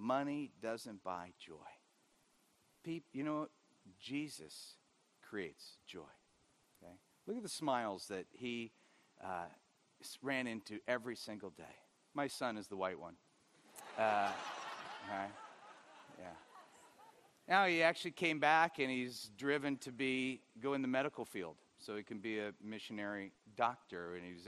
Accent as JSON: {"language": "English", "area": "Orange County", "region": "California", "country": "United States", "tie": "born or raised there", "said": "growing up in Orange County"}